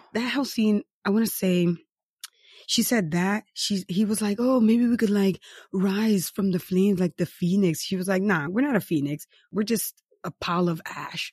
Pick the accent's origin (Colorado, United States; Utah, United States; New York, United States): New York, United States; New York City; I'm from New York City, so beach towns are vacations to me